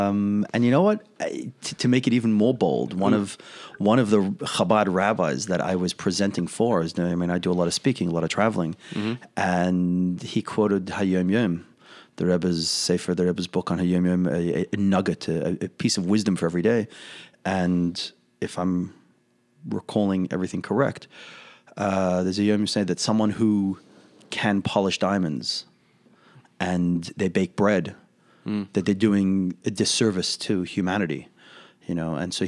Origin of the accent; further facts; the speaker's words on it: Australia; accent: Australian; It's a few Australian, well, I can put on my accent if I need to.